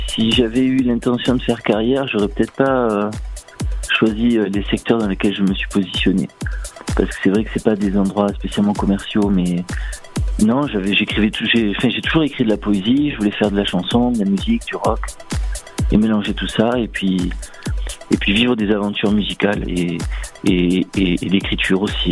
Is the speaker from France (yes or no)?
yes; Marseille, Provence-Alpes-Côte d'Azur, France; je suis du sud de la France, voilà, je viens de Marseille